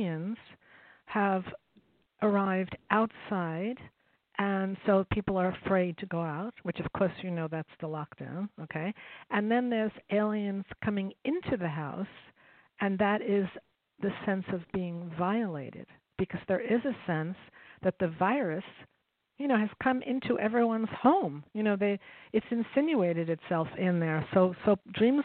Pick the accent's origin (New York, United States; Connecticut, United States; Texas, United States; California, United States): New York, United States; I grew up in New York